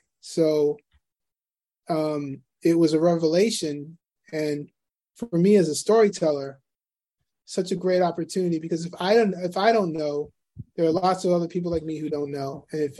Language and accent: English; New York City, New York, United States; most of my years I grew up in Astoria.